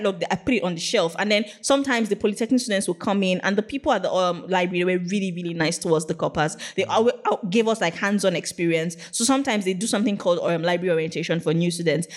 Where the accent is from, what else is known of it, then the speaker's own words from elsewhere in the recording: Ogun State, Nigeria; also born or lived in Niger State; I am actually Yoruba. I come from Ogun State.